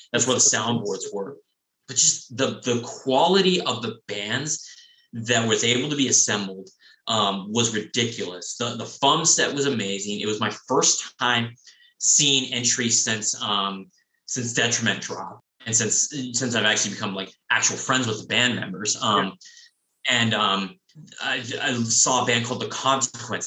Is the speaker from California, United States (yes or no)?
yes; San Diego, California, United States; growing up in San Diego, I'd never been to the soda bar